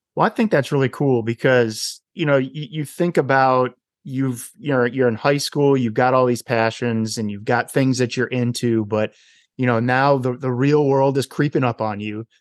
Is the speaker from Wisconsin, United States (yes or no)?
yes; Wisconsin, United States; my home state of Wisconsin